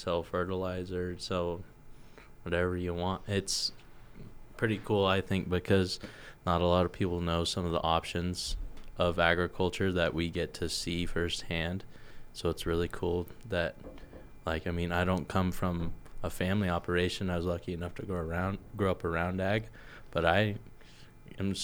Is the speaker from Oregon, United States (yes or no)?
yes; Heppner, Oregon, United States; I'm from Heppner, Oregon. I grew up working in agriculture